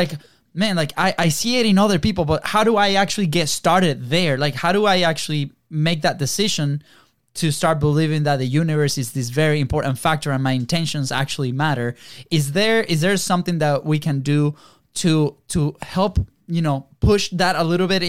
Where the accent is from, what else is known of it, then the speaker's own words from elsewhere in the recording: Venezuela; moved away; We came from Venezuela. Sure. We migrated here, different opportunities